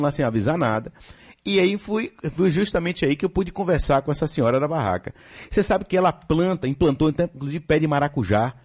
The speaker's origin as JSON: {"language": "Portuguese", "area": "São Caetano", "region": "Bahia", "country": "Brazil", "tie": "born or raised there", "said": "eu sou de São Caetano"}